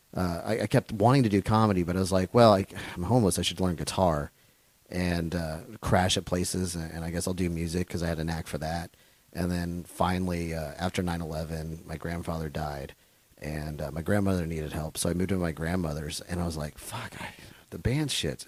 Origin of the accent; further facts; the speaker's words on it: San Antonio, Texas, United States; I grew up in San Antonio, Texas